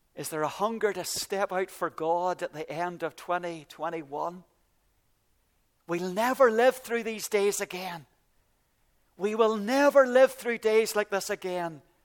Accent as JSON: {"language": "English", "town": "Ballycastle", "region": "Northern Ireland", "country": "United Kingdom", "moved": "yes", "said": "I came from Ballycastle at the very top of Ireland"}